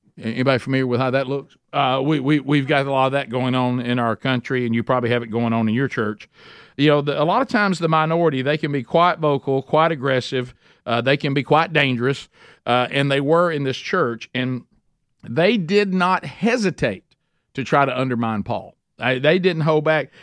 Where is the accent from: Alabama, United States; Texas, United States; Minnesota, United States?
Alabama, United States; Oxford; in Oxford, Alabama. That's my hometown